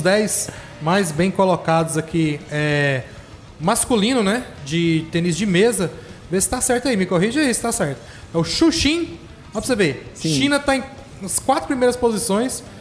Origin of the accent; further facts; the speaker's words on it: Brazil; moved away; Cresci, cresci na Jaiara, cheguei na Jaiara em 1986.